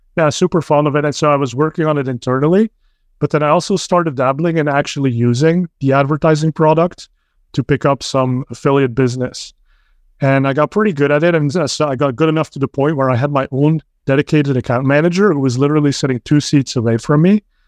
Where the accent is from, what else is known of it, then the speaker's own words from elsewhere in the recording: Belgium; now in Bay Area, United States; I'm originally from Belgium, so spoke Dutch